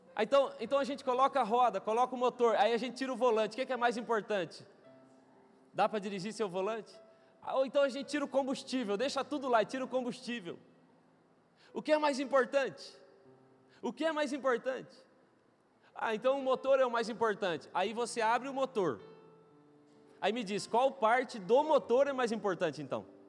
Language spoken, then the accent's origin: Portuguese; Mandaguari, Paraná, Brazil; moved away; Eu, eu nasci em Mandaguari. Me criei lá em Mandaguari